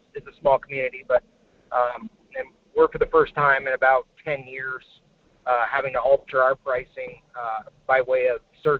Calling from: Homer, Alaska, United States; This is … at Homer.

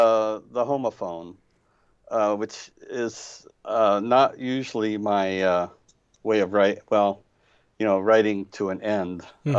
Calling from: Indianapolis, Indiana, United States

